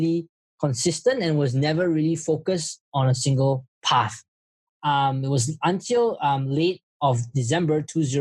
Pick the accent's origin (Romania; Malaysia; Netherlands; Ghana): Malaysia; now in Singapore; I'm from Malaysia, but I'm working in Singapore.